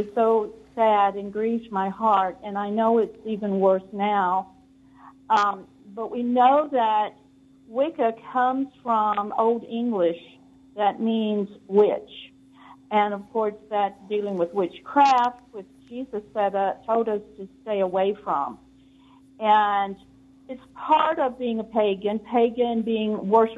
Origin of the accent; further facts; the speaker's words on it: Kentucky, United States; now in California, United States; I was born in Kentucky